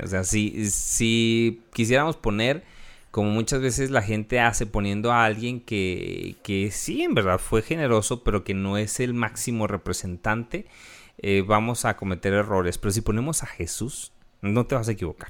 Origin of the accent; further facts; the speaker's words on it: Mexico; nosotros como mexicanos